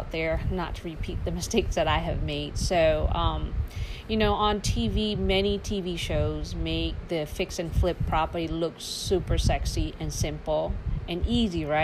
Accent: Laos; now in Charlotte, United States; I am a refugee from Laos, it's a small small country next to Thailand, Vietnam, and Cambodia.

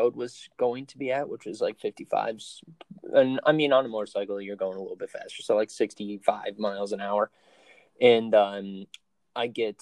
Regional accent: Binghamton, New York, United States; I was born in Binghamton, New York, raised there over on the west side

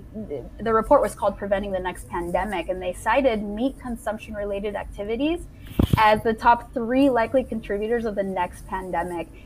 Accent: Mexico; I was born and raised in Mexico.

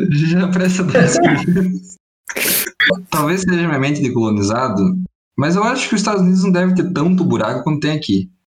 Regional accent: Brazil; É, eu não sou carioca. Cara, a gente é brasileiro, por favor.

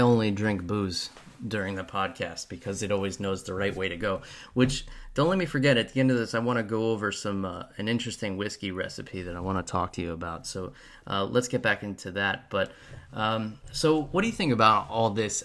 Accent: New York, United States; moved away as an adult; now in Florida, United States; As someone who was born and raised in New York

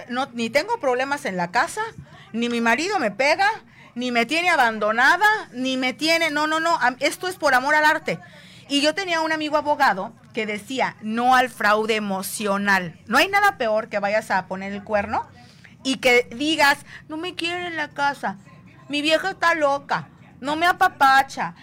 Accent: Veracruz, Mexico; las jarochas

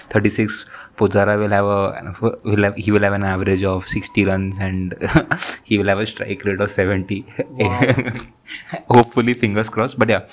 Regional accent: India; as an Indian cricket fan, I'll just end up India's side

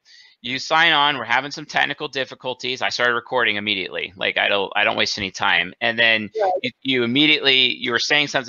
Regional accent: New England, United States; I was born and raised in New England.

